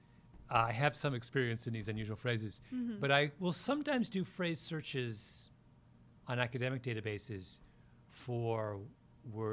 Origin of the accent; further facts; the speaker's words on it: outside Toronto, Ontario, Canada; now in New York, United States; I grew up outside Toronto.